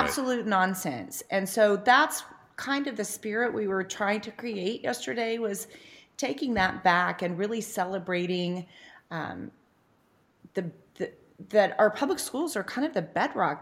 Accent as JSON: {"language": "English", "town": "Noble", "region": "Oklahoma", "country": "United States", "tie": "born or raised there", "also_born_or_lived": "Norman, Oklahoma", "moved": "as an adult", "said": "living in my hometown now"}